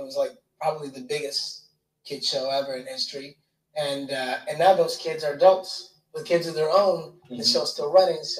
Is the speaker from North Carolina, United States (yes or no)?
no; Detroit, Michigan, United States; I was born and raised in Detroit, Michigan.